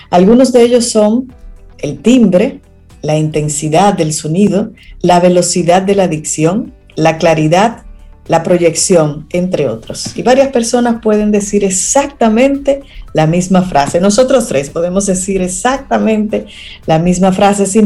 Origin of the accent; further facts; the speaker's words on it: Dominican Republic; uno como dominicano que habla de una forma así como un poco...